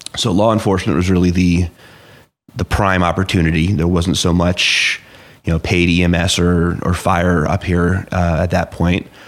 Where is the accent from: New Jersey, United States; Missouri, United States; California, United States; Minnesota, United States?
New Jersey, United States; Clinton; also born or lived in Flemington; I grew up, you know, like I said, in Hunter N County. Um, so I was born and raised in Clinton.